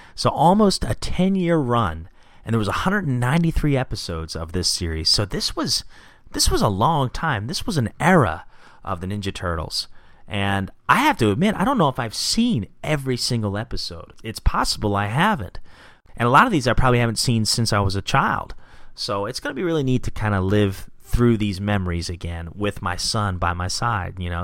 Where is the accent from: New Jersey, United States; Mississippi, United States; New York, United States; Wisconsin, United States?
New Jersey, United States; Gloucester City; also born or lived in Philadelphia, Pennsylvania; I was born in Philadelphia, and we ended up moving to Gloucester City, New Jersey in 1990.